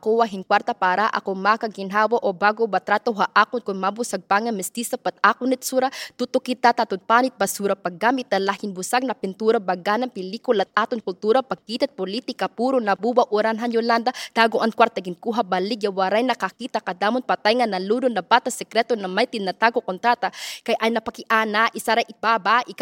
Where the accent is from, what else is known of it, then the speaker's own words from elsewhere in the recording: Bay Area, California, United States; also born or lived in Philippines; I'm a rapper and spoken word artist from the Bay Area, California